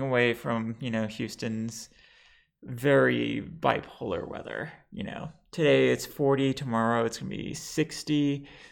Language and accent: English; Lebanon; now in United States; I am bi trans Lebanese